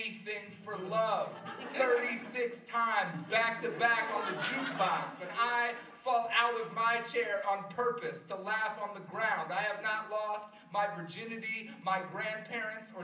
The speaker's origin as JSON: {"language": "English", "town": "Cincinnati", "region": "Ohio", "country": "United States", "said": "I'm just from Cincinnati"}